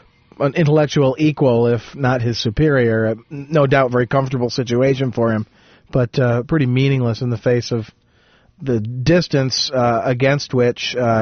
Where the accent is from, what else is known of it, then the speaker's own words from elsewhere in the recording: Jackson, Michigan, United States; growing up in Jackson